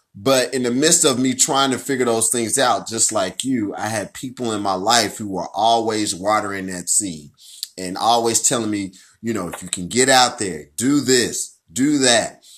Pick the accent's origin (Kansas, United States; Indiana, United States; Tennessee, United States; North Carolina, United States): Kansas, United States; Wyandotte County; I'm from Wyandotte County, Kansas